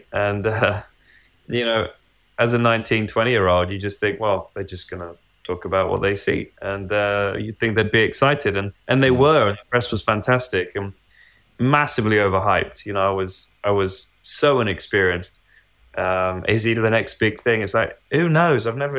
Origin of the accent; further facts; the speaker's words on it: United Kingdom; especially, you know, being British, following British drivers through the ranks and through Williams and winning world championships.